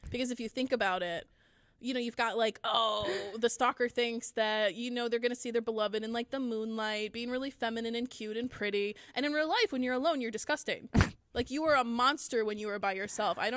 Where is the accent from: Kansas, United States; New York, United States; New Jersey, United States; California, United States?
New York, United States; Noble; We're two librarians from Noble in upstate New York